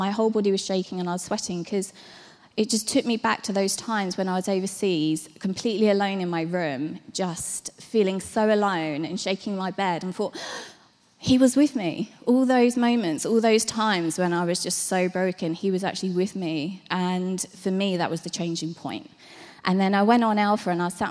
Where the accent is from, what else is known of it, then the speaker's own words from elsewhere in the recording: Hastings, South East England, United Kingdom; moved away as an adult; I was brought up in Hastings.